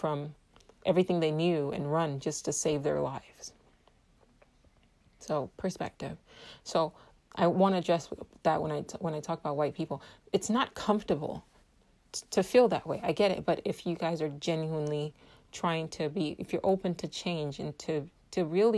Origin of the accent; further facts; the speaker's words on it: Nigeria; I'm Igbo from West Africa, Nigeria